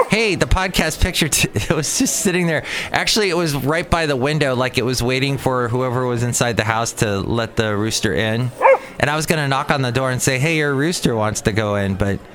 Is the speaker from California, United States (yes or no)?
yes; Los Angeles, California, United States; now in Bay Area, United States; growing up in the Los Angeles area.